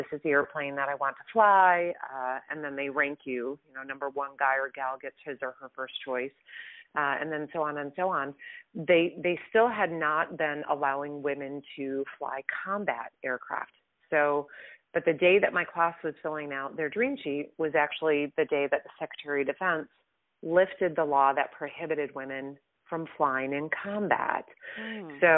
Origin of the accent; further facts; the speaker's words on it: Midwest, United States; I grew up in the Midwest. I'm a Midwestern girl